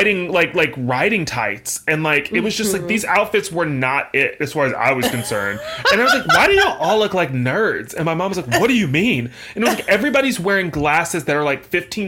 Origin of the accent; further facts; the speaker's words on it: the South, United States; I come from the South